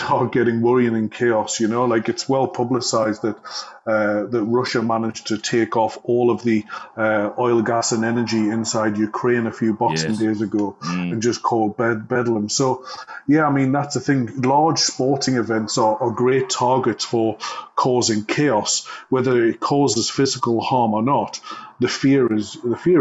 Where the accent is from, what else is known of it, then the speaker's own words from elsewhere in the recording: Newcastle upon Tyne, North East England, United Kingdom; being a Geordie